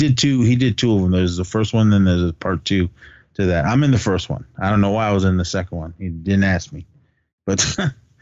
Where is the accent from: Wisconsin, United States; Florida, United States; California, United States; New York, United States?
California, United States; Oakland; We grew up in Oakland